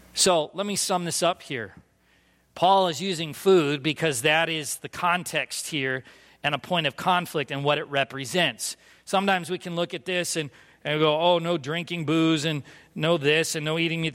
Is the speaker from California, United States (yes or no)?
yes; California, United States; moved away as an adult; also born or lived in Philadelphia; I grew up in California